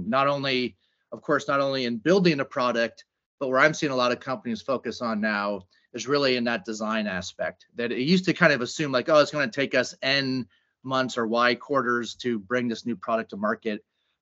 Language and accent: English; California, United States; I am a California kid here in Silicon Valley